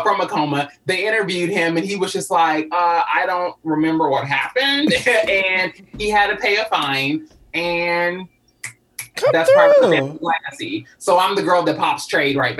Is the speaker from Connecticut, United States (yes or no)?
no; Louisville, Kentucky, United States; Louisville, Kentucky, my hometown